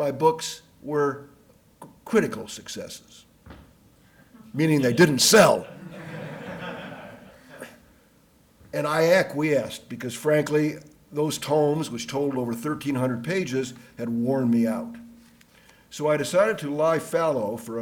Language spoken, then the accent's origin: English; Chicago, Illinois, United States; I grew up in Chicago